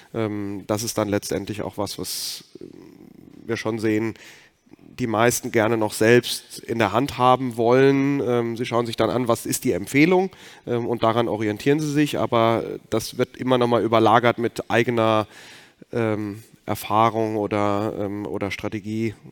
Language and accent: German; Rhineland-Palatinate, Germany; ich komme aus Rheinland-Pfalz